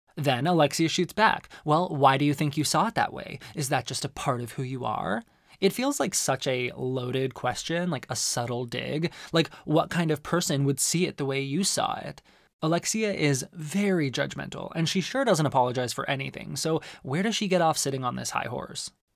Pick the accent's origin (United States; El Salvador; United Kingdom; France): United States; Arizona; One of the best things about growing up in Arizona is that there's incredible Mexican food